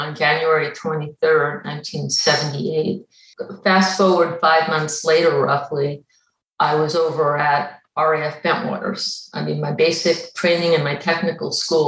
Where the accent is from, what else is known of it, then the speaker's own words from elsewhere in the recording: Long Island, New York, United States; moved away as an adult; I grew up on Long Island, New York, and I grew up near the beaches